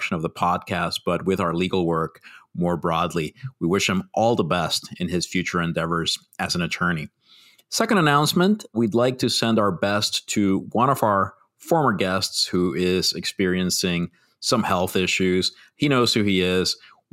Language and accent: English; Puerto Rico; we're all from Puerto Rico